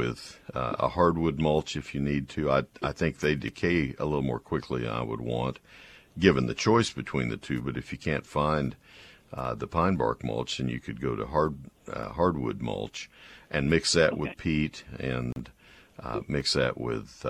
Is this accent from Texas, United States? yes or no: yes; College Station, Texas, United States; I grew up in College Station.